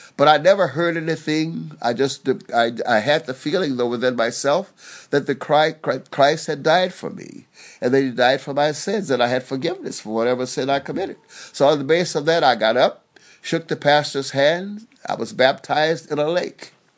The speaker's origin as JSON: {"language": "English", "town": "Dayton", "region": "Alabama", "country": "United States", "tie": "born or raised there", "said": "I grew up in Alabama, the little place called, well, I was born in Dayton, Alabama"}